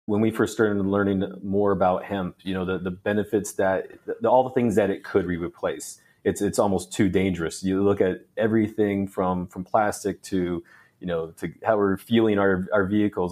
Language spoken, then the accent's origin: English; Phoenix, Arizona, United States; also born or lived in Canada; I grew up in the Phoenix area